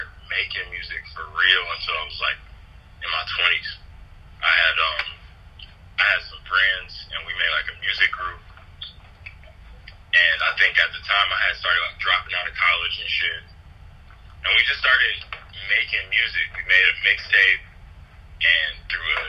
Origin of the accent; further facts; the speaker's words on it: Detroit, Michigan, United States; I'm from Detroit, Michigan, the East Side specifically, Somerset and Linville more specifically than